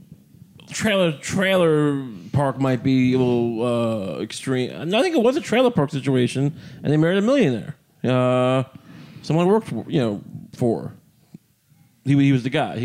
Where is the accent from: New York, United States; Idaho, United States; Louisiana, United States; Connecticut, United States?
New York, United States; Long Island; I'm from Long Island